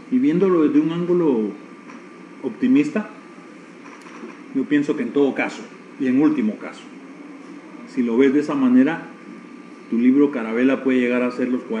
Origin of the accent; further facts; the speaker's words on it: Guatemala; born there; Entonces mi patria es Nicaragua, la tierra de Rubén Darío, de donde es mi padre, Granada, y mi patria es Guatemala, la tierra de Miguel Ángel Asturias, y mi nación es Guatemala. Entonces tengo dos patrias y una nación.